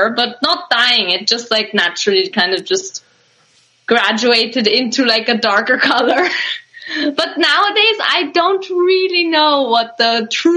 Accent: Vienna, Austria; moved away as an adult; now in United Kingdom; I grew up in Vienna, I left Vienna when I was 18

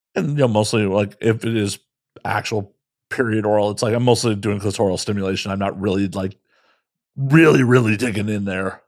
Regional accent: Chicago, Illinois, United States; I'm from Chicago

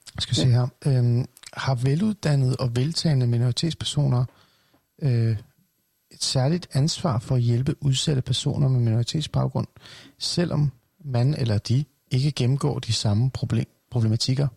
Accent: North Zealand, Capital Region of Denmark, Denmark; Jeg voksede op i Nordsjælland, langt væk fra boligsociale områder.

